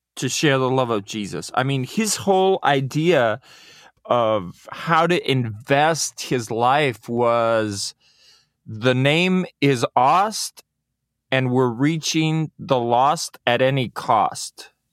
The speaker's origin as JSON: {"language": "English", "country": "Mexico", "tie": "born or raised there", "said": "Mexico and my father just went in those footsteps, and that's where I was born"}